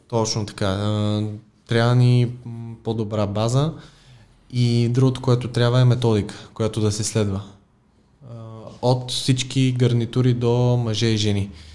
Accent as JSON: {"language": "Bulgarian", "town": "Plovdiv", "region": "Plovdiv Province", "country": "Bulgaria", "moved": "yes", "lives_now": "Sofia, Bulgaria", "said": "аз съм и от Полдив"}